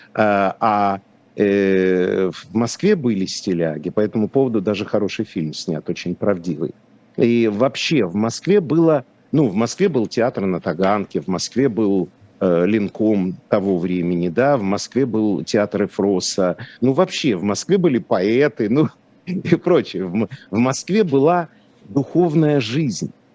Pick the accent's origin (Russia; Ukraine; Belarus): Ukraine; Lviv, Lviv Oblast; born or raised there; first language Polish; Russian is a second language; moved away